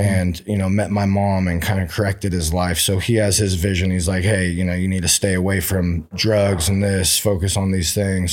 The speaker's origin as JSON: {"language": "English", "town": "Oroville", "region": "California", "country": "United States", "tie": "born or raised there", "moved": "yes", "lives_now": "Sacramento, United States", "said": "I grew up in Orville."}